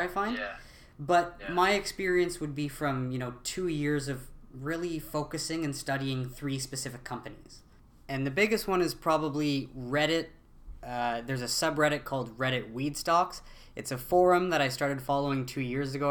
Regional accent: Ottawa, Ontario, Canada; I'm from Ottawa

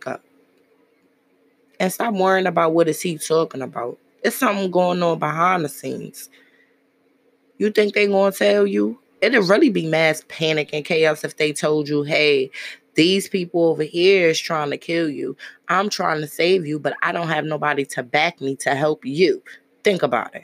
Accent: New York City, New York, United States; As I grew up in Brooklyn

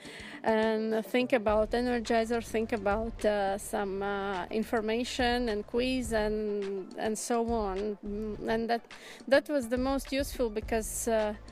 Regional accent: Riga, Latvia; English is a second language; the capital city of Latvia, Riga.

